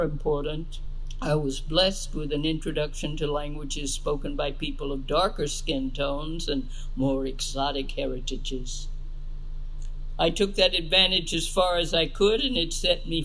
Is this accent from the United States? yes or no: yes; the American South, United States; moved away; my fate was to be born and raised in the American South during what I have come to define as the last years of a slave society, the 1950s.